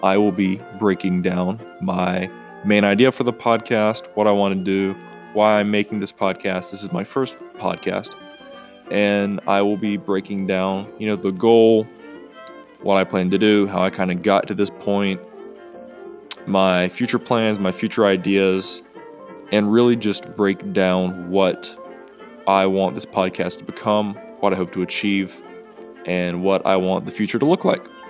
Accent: North Carolina, United States; North Carolina. Uh, it's my home state

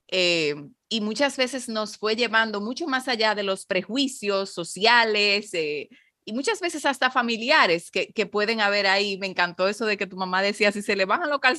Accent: Mexico; now in Dominican Republic; soy mexicano y, mm, eh, vibro con estos sabores y me, encanta poder eh, satisfacer a la gente de mi tierra con, con estos sabores, que, aún fuera de ella.

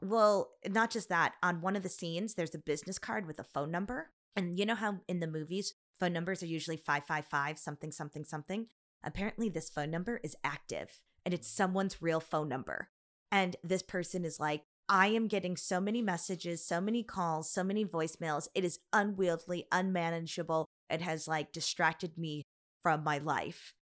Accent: United States; I'm Chinese American

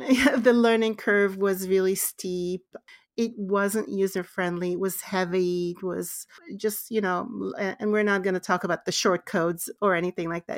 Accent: Israel; born and raised in Israel

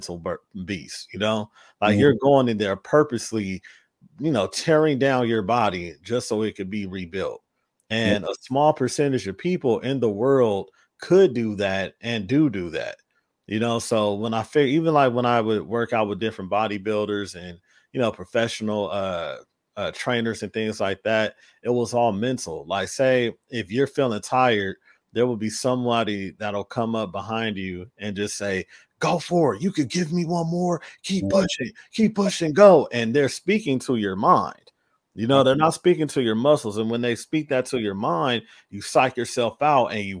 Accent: Los Angeles, California, United States; I'm from

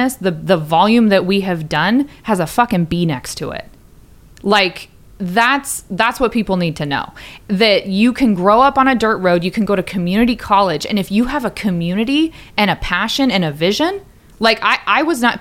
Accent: Port Susan Middle School, Washington, United States; born or raised there

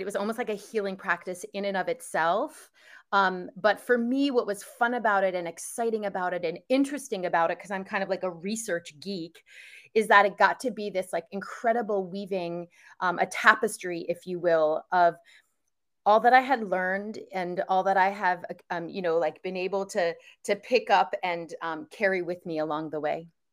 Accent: outside of New York, United States; moved away as an adult; now in California, United States; I grew up outside of New York

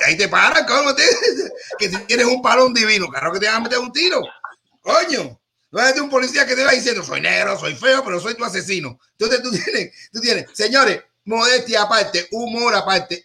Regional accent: Cuba

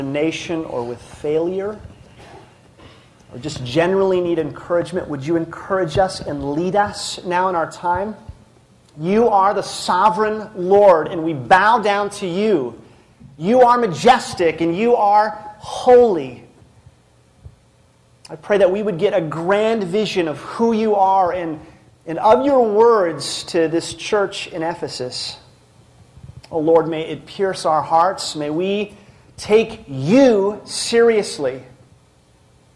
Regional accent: Minnesota, United States; moved away as an adult; also born or lived in Colorado; now in Littleton, United States; I am from Minnesota

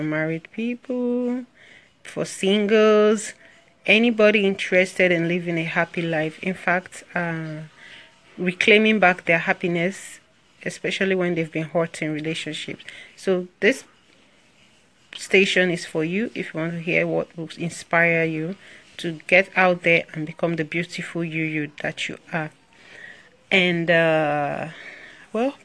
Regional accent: Nigeria; I'm from Nigeria

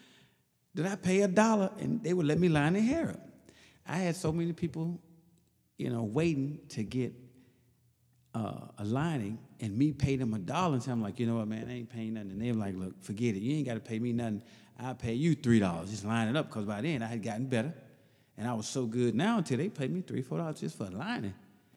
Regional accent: Mississippi, United States; That's interesting, though, because originally I'm from Mississippi, and I went in the Air Force

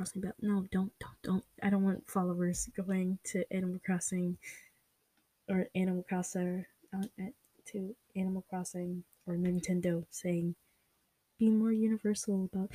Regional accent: United States; For me, I live in America. I'm American

